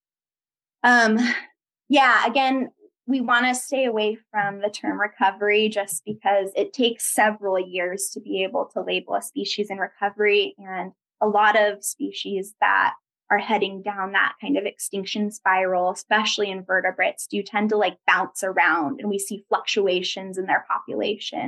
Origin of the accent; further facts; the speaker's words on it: Sonoma County, California, United States; growing up in Sonoma County